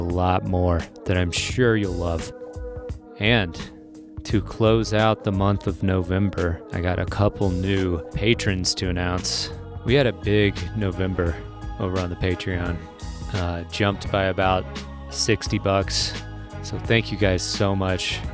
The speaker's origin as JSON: {"language": "English", "town": "Lexington", "region": "Kentucky", "country": "United States", "tie": "born or raised there", "said": "I grew up in Kentucky, in the middle of Kentucky."}